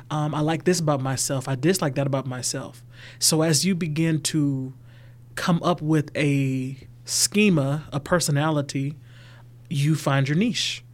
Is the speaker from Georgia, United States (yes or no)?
yes; Atlanta, Georgia, United States; now in LaGrange, United States; I'm from Atlanta, Georgia.